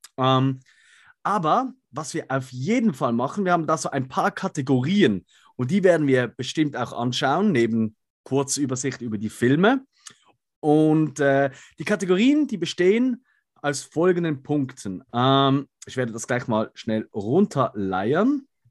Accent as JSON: {"language": "German", "country": "Switzerland", "said": "wir sind Schweizer, deswegen können wir nicht so gut Hochdeutsch wie ihr"}